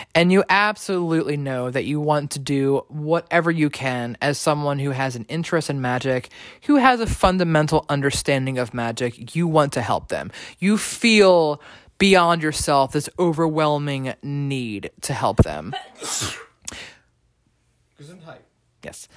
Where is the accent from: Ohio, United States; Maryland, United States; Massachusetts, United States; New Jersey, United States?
Maryland, United States; from Maryland like myself